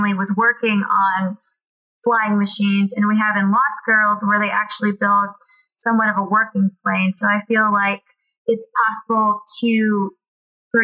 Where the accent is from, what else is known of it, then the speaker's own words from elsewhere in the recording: Texas, United States; I'm a Texan